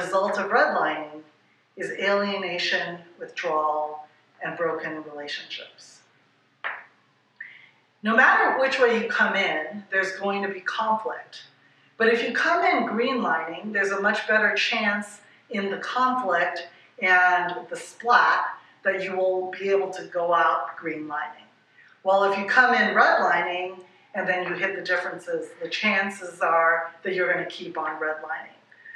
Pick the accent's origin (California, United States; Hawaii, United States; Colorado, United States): Hawaii, United States; I'm from Hawaii